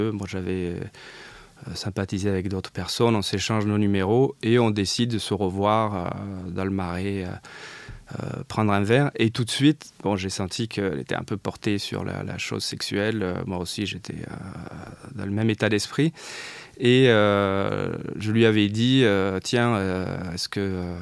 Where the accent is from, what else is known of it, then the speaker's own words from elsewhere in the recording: south of France, France; puisque je venais du, sud de la France. J'avais fini mes études à Montpellier.